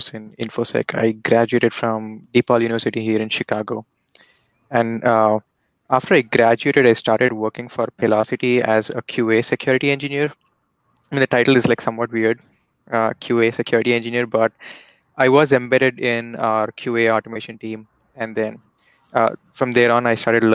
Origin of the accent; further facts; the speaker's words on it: India; moved away; based on my accent, you guys might have already figured out that, you know, I was born and raised back in India